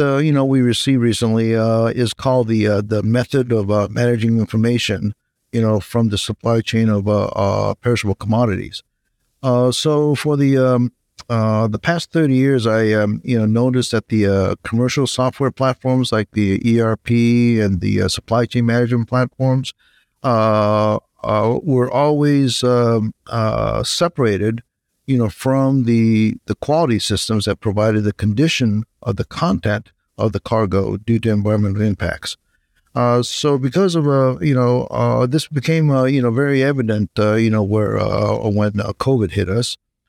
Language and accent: English; Japan; moved away as an adult; now in United States; I'm originally from Japan. I came to the U.S. For college.